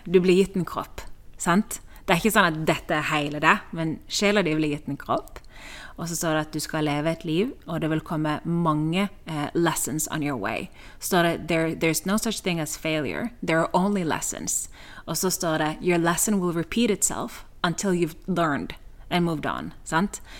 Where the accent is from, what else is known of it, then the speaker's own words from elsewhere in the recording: Norway; moved away as an adult; also born or lived in Kristiansand, Norway; now in Spain; jeg lå i senga hjemme i Norge i mange år siden jeg var liten